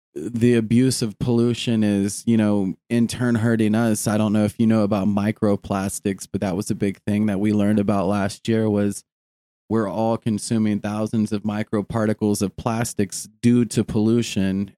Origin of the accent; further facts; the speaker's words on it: United States; we as an American people